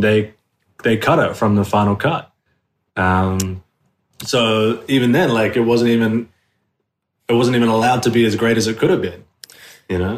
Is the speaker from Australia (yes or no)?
yes; Sydney, New South Wales, Australia; moved away as an adult; also born or lived in New York; now in Los Angeles, United States; I was born and raised in South West Sydney